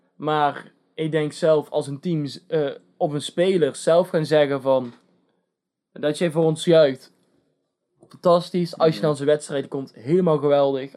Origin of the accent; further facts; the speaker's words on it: Netherlands; from the Netherlands.